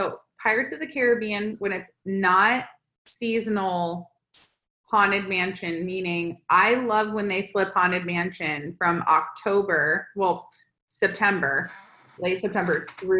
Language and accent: English; Florida, United States; moved away as an adult; now in California, United States; obviously I'm from Florida as well.